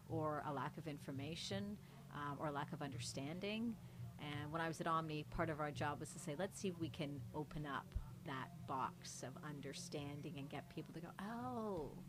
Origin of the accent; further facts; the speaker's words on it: Mississauga, Ontario, Canada; My parents came here in the '70s, and growing up here, we were the only, as we would call it, you know, South Asian family, brown family that was living on our street, Mississauga.